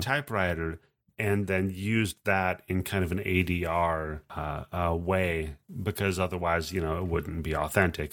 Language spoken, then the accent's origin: English; Pacific Northwest, United States; I grew up in the Pacific Northwest